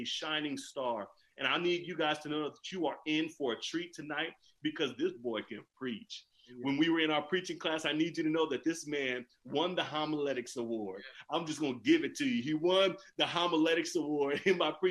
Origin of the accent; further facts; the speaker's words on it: California, United States; I am from California